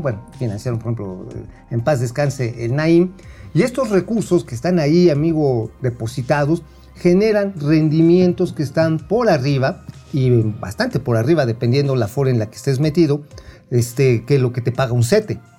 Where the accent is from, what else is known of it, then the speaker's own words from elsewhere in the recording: Mexico; como mexicanos